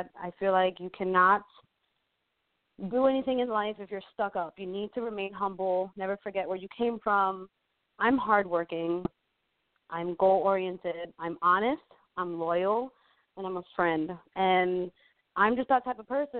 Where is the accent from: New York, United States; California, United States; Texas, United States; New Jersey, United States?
New York, United States; New York City; moved away as an adult; I'm born and raised in Brooklyn